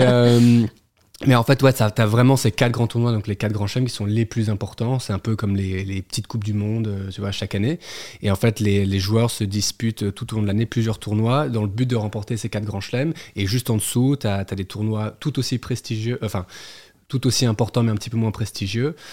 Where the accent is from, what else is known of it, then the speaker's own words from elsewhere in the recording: Geneva, Switzerland; moved away as an adult; also born or lived in Neuilly-sur-Seine / Neuchâtel / New York; now in Paris, France; j'ai grandi à Genève. On s'est installé en Suisse